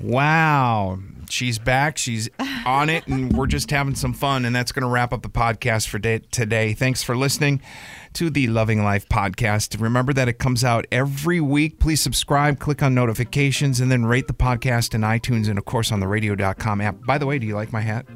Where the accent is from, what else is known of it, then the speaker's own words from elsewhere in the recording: Milwaukee, Wisconsin, United States; moved away; I grew up in Milwaukee, Wisconsin, or right outside in the country